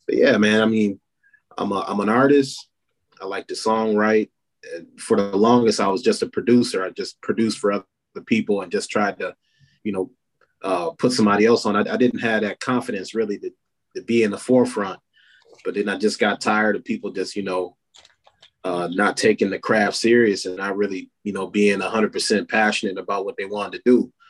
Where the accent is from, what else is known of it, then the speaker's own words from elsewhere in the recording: Battle Creek, Michigan, United States; also born or lived in Talladega, Alabama; I'm actually from Talladega, Alabama, but I moved from Talladega when I was like 6 months old. And I've been in Battle Creek ever since